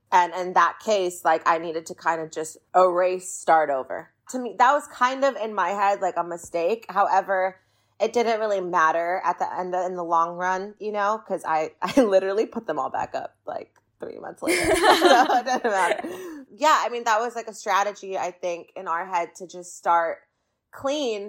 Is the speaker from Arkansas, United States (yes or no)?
no; Orange County, California, United States; I grew up in Orange County, California